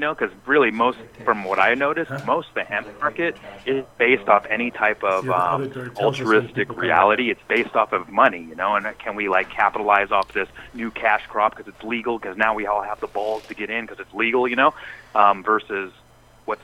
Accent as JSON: {"language": "English", "town": "Eugene", "region": "Oregon", "country": "United States", "tie": "born or raised there", "said": "I'm in Eugene. I've been here for, you know, it's been my hometown for 25 years or so now"}